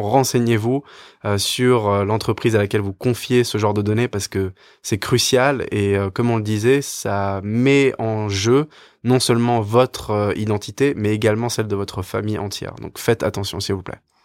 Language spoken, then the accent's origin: French; France; en tant que Français